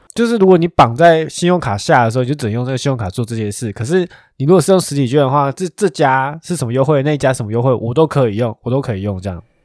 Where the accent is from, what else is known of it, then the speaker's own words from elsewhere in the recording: Taiwan; 我觉得我们生在台湾还算不错啊